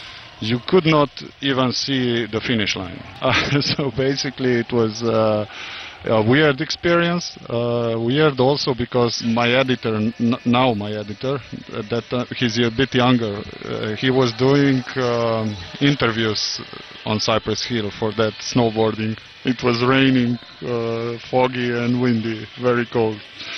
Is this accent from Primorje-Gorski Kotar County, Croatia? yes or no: yes; Rijeka, Primorje-Gorski Kotar County, Croatia; English is a second language; European Championship in Croatia in January. very near to my hometown in Rijeka.